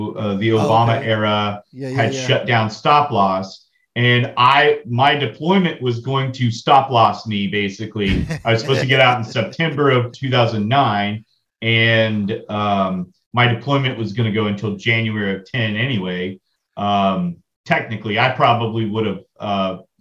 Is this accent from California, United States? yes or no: no; Lubbock, Texas, United States; Yes, I'm originally from Lubbock.